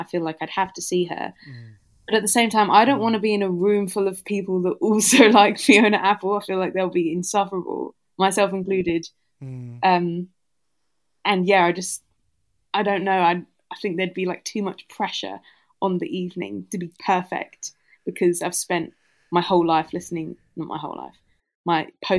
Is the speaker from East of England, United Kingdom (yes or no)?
yes; Southend-on-Sea, East of England, United Kingdom; moved away as an adult; I grew up in Essex in Southend-on-Sea.